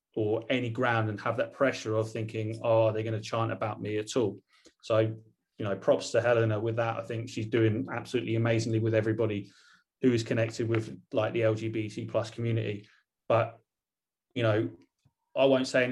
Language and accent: English; Portsmouth, South East England, United Kingdom; I grew up in Portsmouth, and my dad and I, we went up to Nottingham every other weekend from Pompey